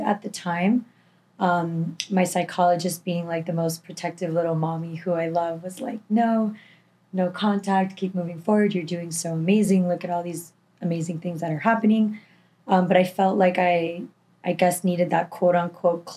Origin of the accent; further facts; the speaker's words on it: Miami, Florida, United States; also born or lived in Tallahassee; born and raised in Miami, 25 years old